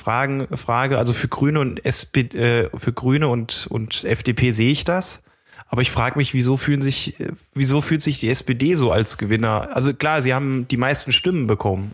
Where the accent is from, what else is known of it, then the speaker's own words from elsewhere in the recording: Germany; als Deutscher